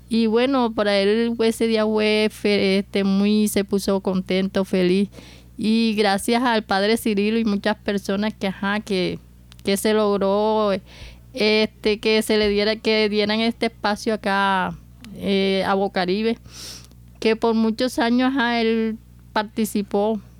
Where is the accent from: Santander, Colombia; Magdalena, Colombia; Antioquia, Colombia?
Antioquia, Colombia; Medellín; Cuando llegamos acá, porque nosotros venimos de la ciudad de Medellín, cuando llegamos acá me encontré con las calles que estaban bastante polvorientas.